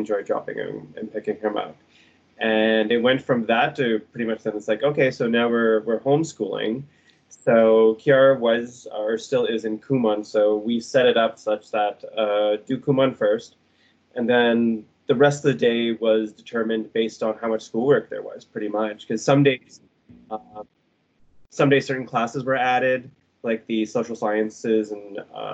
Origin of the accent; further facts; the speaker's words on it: Toronto, Ontario, Canada; also born or lived in Brampton; now in Guelph, Canada; pretty much born and raised in Toronto and Brampton